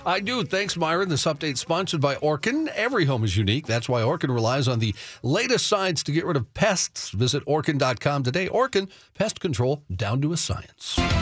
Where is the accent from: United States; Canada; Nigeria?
United States; Coon Rapids, Minnesota; My hometown